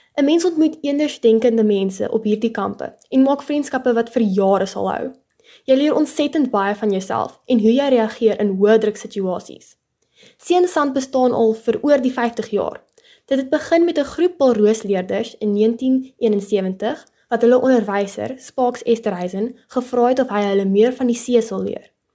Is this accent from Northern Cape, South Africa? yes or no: no; Paarl, Western Cape, South Africa; Ek bly nog my hele lewe lank in die Parel